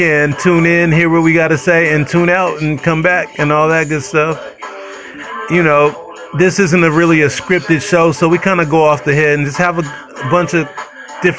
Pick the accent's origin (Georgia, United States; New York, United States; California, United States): California, United States; Northern; I'm from Northern Cali. I'm a Northern Cali dude.